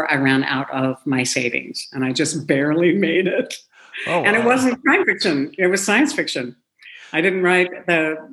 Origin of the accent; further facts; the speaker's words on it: Seldovia, Alaska, United States; I was born in Alaska. I've lived there all my life